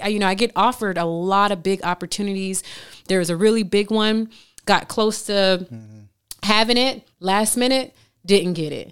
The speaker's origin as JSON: {"language": "English", "town": "Miami", "region": "Florida", "country": "United States", "tie": "born or raised there", "moved": "yes", "said": "I came from Miami, single family home"}